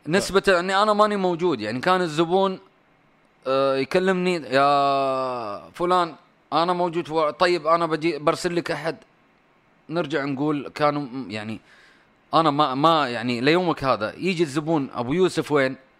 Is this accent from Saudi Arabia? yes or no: yes; Saudi Arabia; انا سعودي